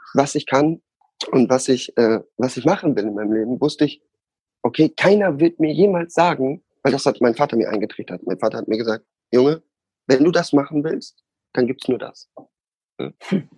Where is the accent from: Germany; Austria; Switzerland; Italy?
Germany; Osnabrück, Lower Saxony; da, wo ich aufgewachsen bin, ähm, war in Hollage, Osnabrück.